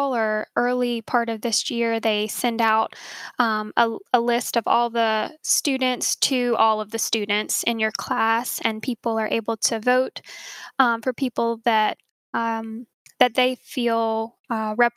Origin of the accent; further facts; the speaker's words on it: Gladys, Virginia, United States; I grew up in Gladys, Virginia, in southern Campbell County, so a pretty rural area